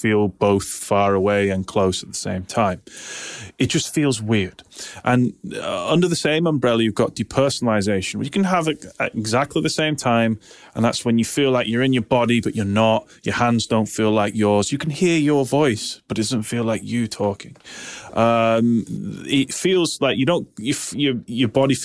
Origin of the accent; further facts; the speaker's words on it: United Kingdom; now in Manchester, United Kingdom; I'm British.